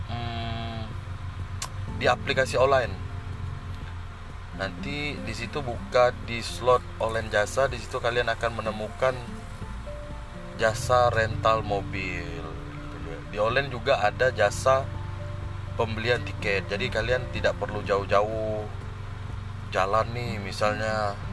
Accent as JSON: {"language": "Indonesian", "town": "Sintang", "region": "West Kalimantan", "country": "Indonesia", "said": "saya sebagai orang Sintang sih CPR ini bisa dihitung"}